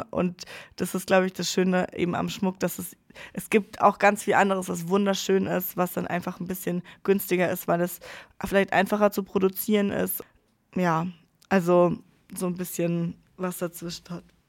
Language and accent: German; Freiburg, Baden-Württemberg, Germany; moved away as an adult; now in Pforzheim, Germany; in meiner Heimat in Freiburg